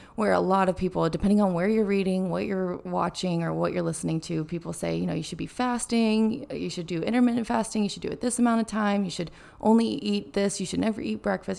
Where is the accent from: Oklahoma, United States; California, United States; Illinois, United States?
California, United States; Carmel; moved away; growing up in Carmel, Monterey